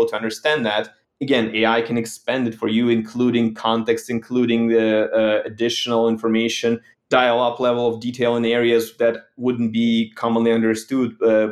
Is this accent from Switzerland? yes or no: no; Ukraine; moved away as an adult; now in United States; Growing up in Ukraine